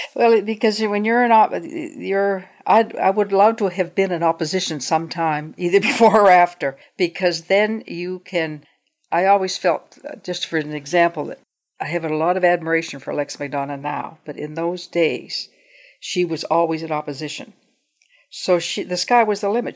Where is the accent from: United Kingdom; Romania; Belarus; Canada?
Canada; Truro, Nova Scotia; I grew up in Truro